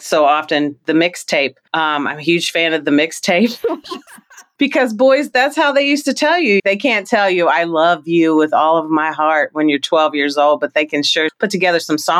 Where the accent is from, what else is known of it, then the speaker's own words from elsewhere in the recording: Kentucky, United States; I am from Kentucky